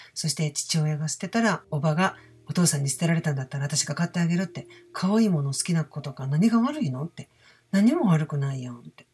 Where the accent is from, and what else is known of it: Osaka, Japan; accent: Osaka dialect